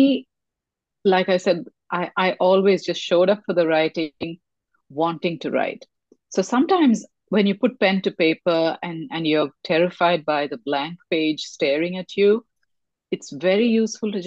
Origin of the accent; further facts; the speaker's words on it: India; I come from India and reincarnation was spoken about in the family since I was crawling